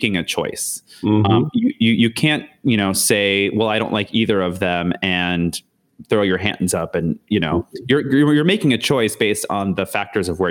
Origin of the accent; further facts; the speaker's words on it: Canada; now in United States; being Canadian